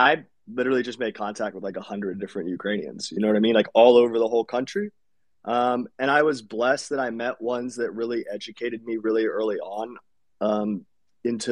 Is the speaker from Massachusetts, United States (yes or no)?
no; Ohio, United States; accent: generic; first language English; I'm from Ohio, so I have a very generic accent